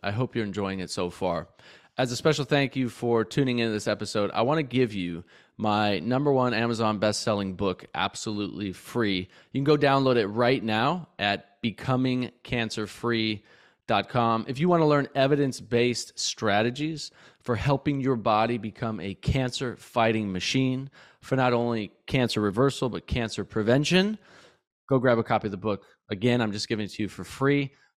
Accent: Belgrade, Montana, United States; moved away; also born or lived in Santa Fe, New Mexico / Florida; when I was a kid growing up in Bozeman, Belgrade, Montana

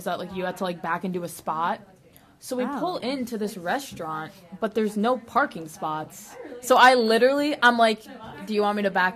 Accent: New England, United States; I'm from New England. It's New England. It's East Coast.

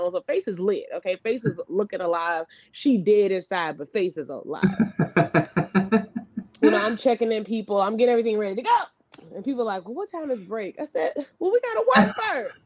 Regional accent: the South, United States; I'm from the South

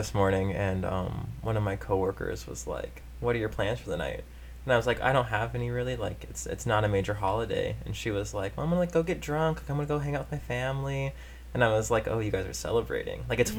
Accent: Davenport, Iowa, United States; accent: Iowa; I'm OG from Davenport, Iowa

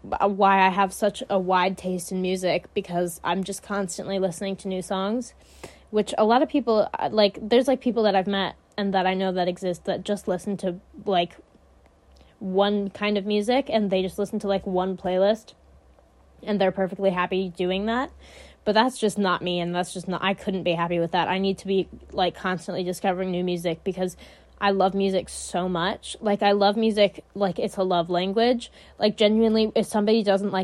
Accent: United States; I talk really loud, because I'm American

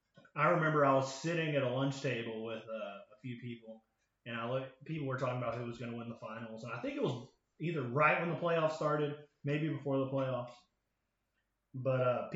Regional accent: South Carolina, United States; We're from the South, right? Like, South Carolina, there's no NBA team near here.

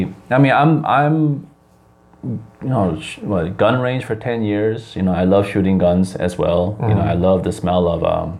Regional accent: Wisconsin, United States; moved away as an adult; also born or lived in Chicago, Illinois; now in South Korea; Because I grew up in Wisconsin

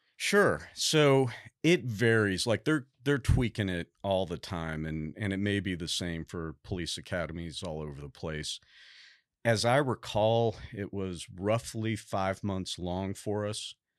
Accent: St. Louis, Missouri, United States; moved away as an adult; also born or lived in Boston / Fort Stewart, Georgia / Washington, D.C.; now in Texas, United States; I was born and raised in Saint Louis, Missouri, um, all the way through high school

